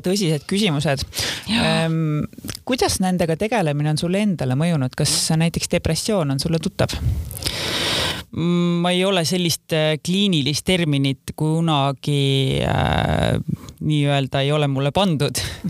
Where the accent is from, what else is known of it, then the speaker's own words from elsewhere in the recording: Kose, Harju County, Estonia; also born or lived in London; ma kasvasin üles Kosel, kus elas kaks tuhat inimest